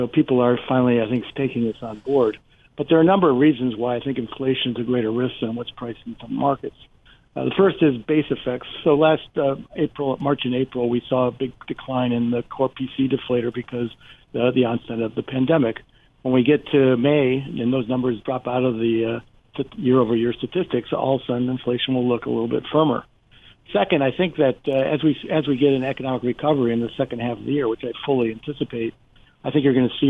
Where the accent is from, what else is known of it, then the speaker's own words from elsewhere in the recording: Cranford, New Jersey, United States; I mean, in my hometown, Cranford, New Jersey, two of the major restaurants have gone out of business.